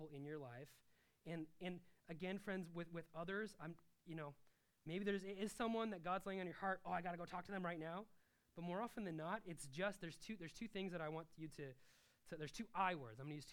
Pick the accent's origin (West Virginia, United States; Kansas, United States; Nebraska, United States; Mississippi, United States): Nebraska, United States; I'm from Nebraska, I never lived on a farm